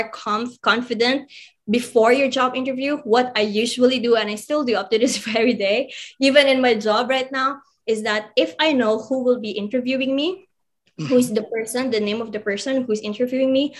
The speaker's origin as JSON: {"language": "English", "country": "Philippines", "said": "as a Filipino, specifically as a Filipino"}